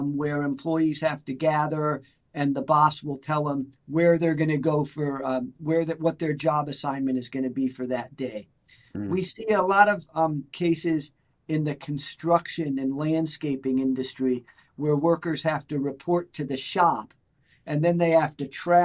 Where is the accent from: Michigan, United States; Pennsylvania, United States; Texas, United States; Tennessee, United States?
Pennsylvania, United States; Clarks Summit; also born or lived in Philadelphia, Pennsylvania / New York City; I grew up in Clark Summit, Pennsylvania, okay. Which is just north of Scranton.